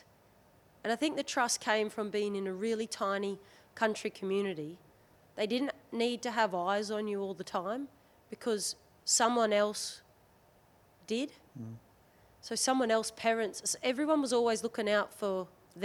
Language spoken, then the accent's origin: English; 600 kilometres northwest of Brisbane, Queensland, Australia; moved away as an adult; also born or lived in Hervey Bay, Queensland; now in England, United Kingdom; spent 6 years by the seaside as a tiny tot, and then mum and dad up and moved out to the sticks, proper sticks